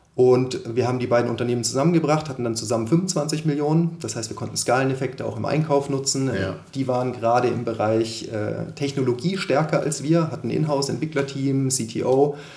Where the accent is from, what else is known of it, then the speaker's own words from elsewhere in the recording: Konstanz, Baden-Württemberg, Germany; moved away as an adult; also born or lived in Munich; Ich komme ursprünglich aus Konstanz am Bodensee, bin dort aufgewachsen und dann zum Studieren nach München gezogen